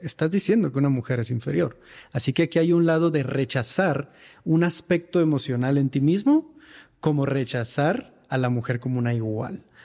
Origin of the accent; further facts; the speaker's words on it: Mexicali, Baja California, Mexico; moved away as an adult; now in Mexico City, Mexico; Yo me encontraba en Mexicali en aquel entonces, en mi ciudad natal